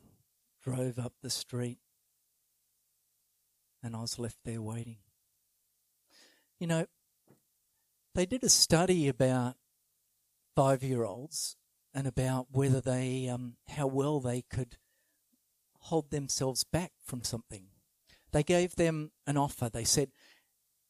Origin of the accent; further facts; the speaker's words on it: Sydney, New South Wales, Australia; where I grew up in Sydney